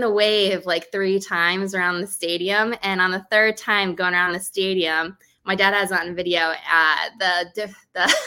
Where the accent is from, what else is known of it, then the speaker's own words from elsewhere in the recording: East Coast, United States; moved away as an adult; now in Chicago, United States; I'm from the East Coast. So I lived in Chicago for almost 6 years now